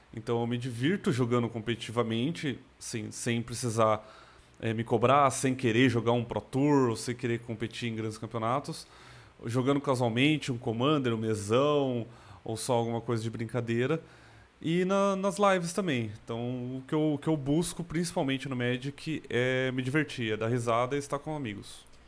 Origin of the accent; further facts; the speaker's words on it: Americana, São Paulo, Brazil; also born or lived in Campinas; eu nasci em São Paulo, na capital. Eu, com 10 anos de idade, minha família toda se mudou para o interior de São Paulo, na região de, de Americana, Nova Odessa. Eu morei a maior parte da minha vida em Americana